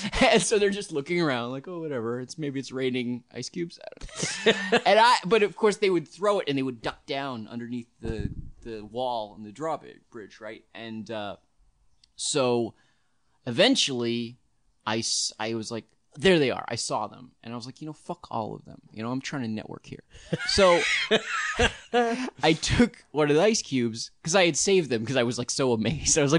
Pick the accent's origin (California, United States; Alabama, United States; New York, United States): New York, United States; it was a completely different experience being a New Yorker and then being going